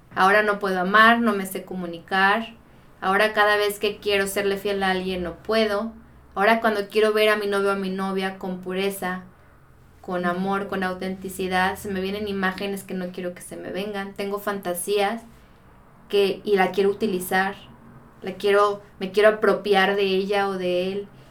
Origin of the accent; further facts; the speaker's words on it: Guadalajara, Jalisco, Mexico; soy de acá de Guadalajara